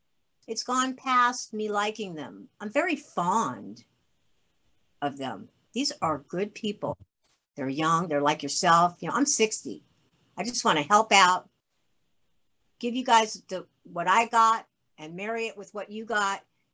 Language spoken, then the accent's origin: English; Kittery, Maine, United States; born there; And I was born in Kittery, Maine, so I'm a New Englander by birth, so...